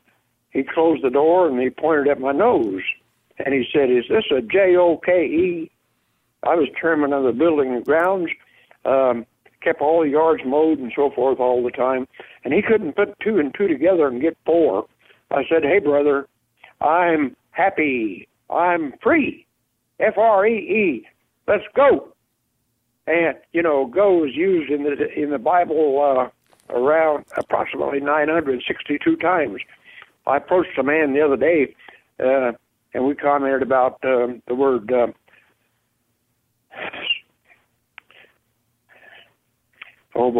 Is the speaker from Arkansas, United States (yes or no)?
no; Mid-state Nebraska, United States; moved away as an adult; now in Texas, United States; I'm a farmer from Midstate Nebraska